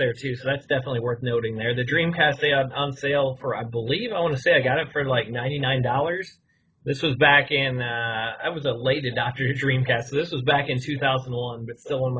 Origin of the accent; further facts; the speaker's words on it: around Louisville, Kentucky, United States; the closest one around where we grew up was around Louisville, Kentucky.